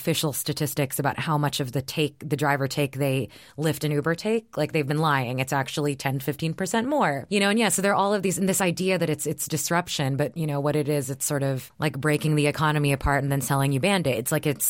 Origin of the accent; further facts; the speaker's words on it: Texas, United States; It was like the world that I grew up in Texas.